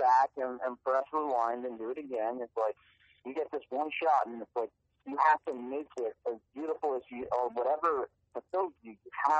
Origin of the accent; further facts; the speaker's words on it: Manchester, North West England, United Kingdom; moved away as an adult; now in United States; I wasn't born in the States. I was born in England. I grew up there. Played soccer in college in England.